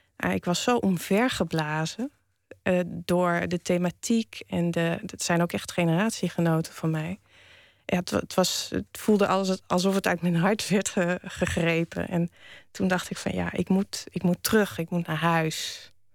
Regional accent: Wageningen, Gelderland, Netherlands; Ik ben opgegroeid in Wageningen

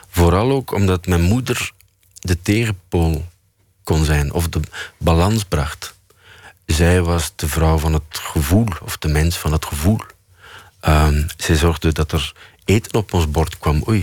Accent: Flanders, Belgium; En bij ons in Vlaanderen staat het in de krant... vijf regels.

